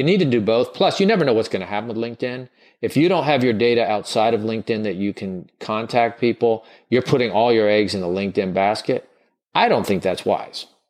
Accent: the South, United States; I grew up in the South

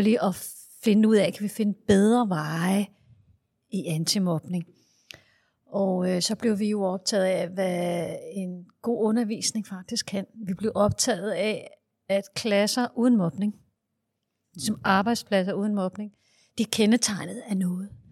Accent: Denmark; Jeg er skoleforsker fra Danmark

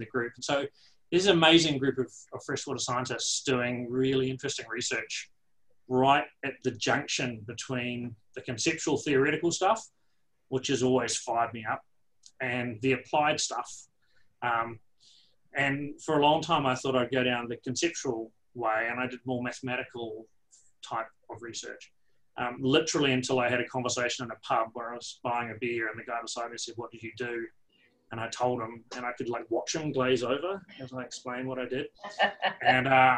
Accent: Canterbury Plains, New Zealand; accent: New Zealand; moved away as an adult; also born or lived in Dunedin, New Zealand; now in Canberra, Australia; I was very fortunate to be brought up on the Canterbury Plains

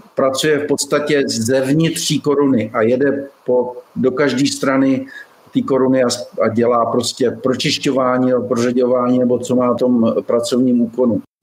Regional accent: Liberec Region, Czechia; moved away as an adult; now in Tucson, United States; narodil jsem se v Českém ráji

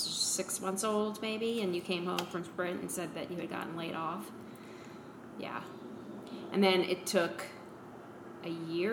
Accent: New Orleans, Louisiana, United States; moved away as an adult; also born or lived in Auburn; growing up in New Orleans.

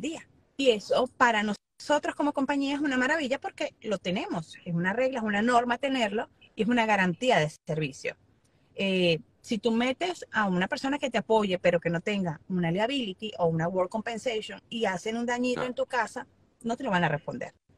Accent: Venezuela; now in Miami, United States; como venezolano

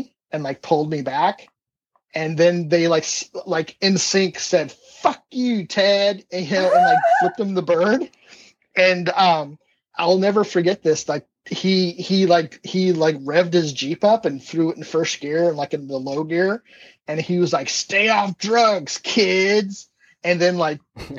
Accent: Arizona, United States; growing up in Arizona

